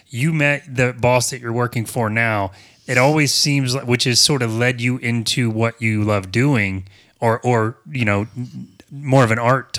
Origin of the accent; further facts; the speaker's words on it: Apopka, Florida, United States; I'm from Apopka